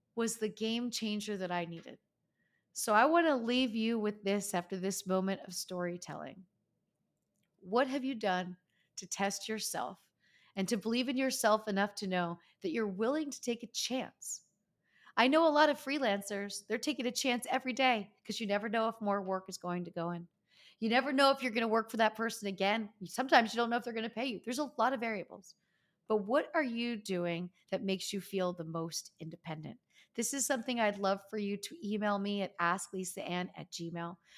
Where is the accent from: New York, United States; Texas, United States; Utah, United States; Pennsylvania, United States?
Pennsylvania, United States; Easton; moved away as an adult; my friends from growing up, my hometown